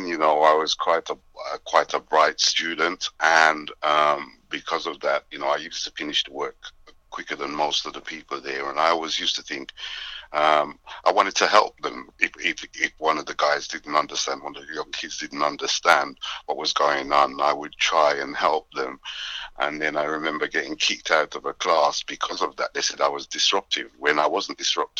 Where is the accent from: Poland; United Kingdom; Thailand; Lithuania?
United Kingdom; England; My parents are Jamaican. I was actually born in England